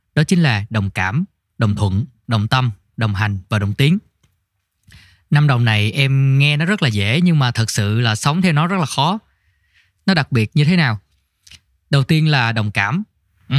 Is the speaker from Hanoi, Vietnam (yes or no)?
no; Tiền Giang, Vietnam; moved away; em quê ở tiền giang